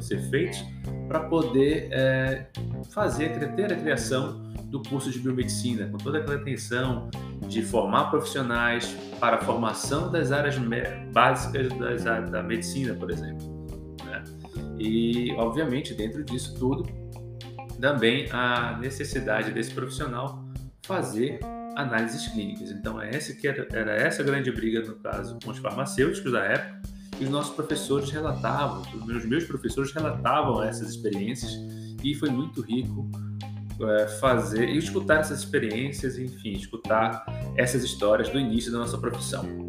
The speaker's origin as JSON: {"language": "Portuguese", "region": "Pará", "country": "Brazil", "also_born_or_lived": "Ribeirão Preto", "moved": "as an adult", "said": "Eu sou paraense e fiz a minha graduação lá"}